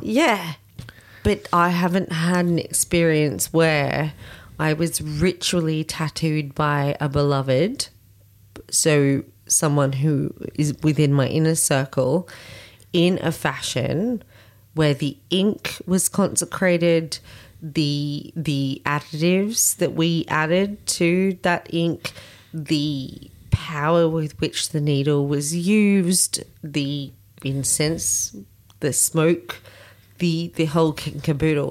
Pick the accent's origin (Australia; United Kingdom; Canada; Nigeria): Australia; here in Australia